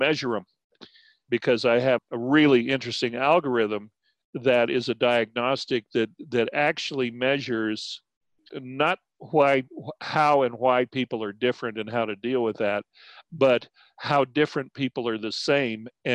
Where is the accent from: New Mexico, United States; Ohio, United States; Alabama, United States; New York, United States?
New Mexico, United States; Albuquerque; also born or lived in Texas / Navajo and Hopi villages; we moved to Albuquerque to go to school